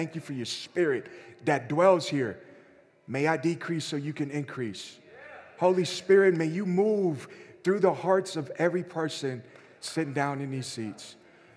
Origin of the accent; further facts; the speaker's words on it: Mexico; moved away; I grew up in Mexico, and my uncle lived across the street from me